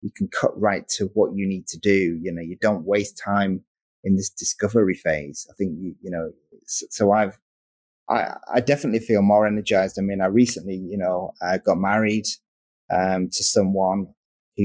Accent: Darlington, North East England, United Kingdom; now in Manchester, United Kingdom; I'm from the northeast of the place called Darlington

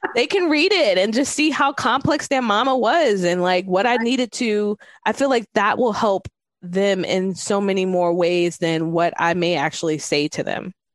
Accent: New York City, New York, United States; I'm from New York City

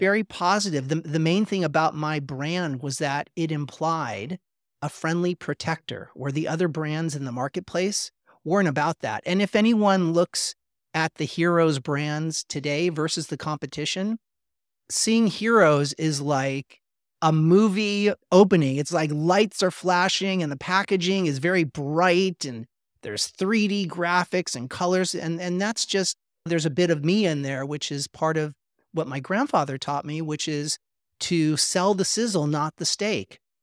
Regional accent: Los Angeles, California, United States; growing up in Los Angeles

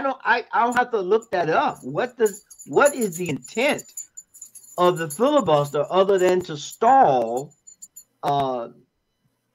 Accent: Florida, United States; I'm from Florida

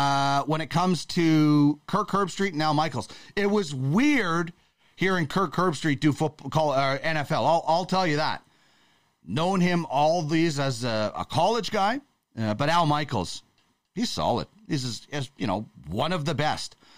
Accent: Canada; as a Canadian

